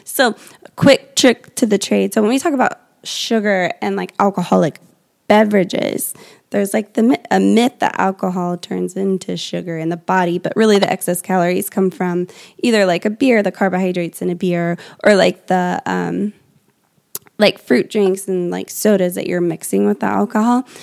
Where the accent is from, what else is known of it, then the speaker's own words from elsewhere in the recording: Indiana, United States; our family, we're from Indiana